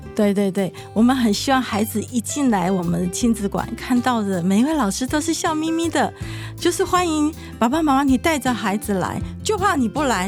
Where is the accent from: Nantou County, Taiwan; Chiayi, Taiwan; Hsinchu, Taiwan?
Nantou County, Taiwan; moved away as an adult; also born or lived in Yilan / Taichung; now in Changhua, Taiwan; 我是在宜兰出生，南投长大